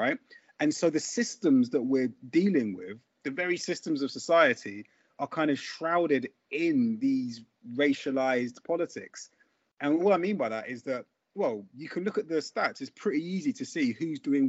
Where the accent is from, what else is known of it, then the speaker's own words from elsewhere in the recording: London, United Kingdom; I grew up in Brixton in the 80s and 90s